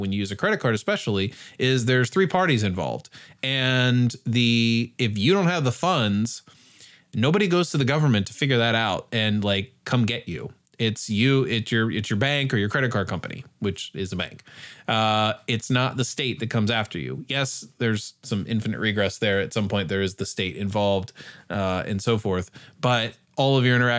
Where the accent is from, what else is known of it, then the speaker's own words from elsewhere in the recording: United States; as an American in general Western modern society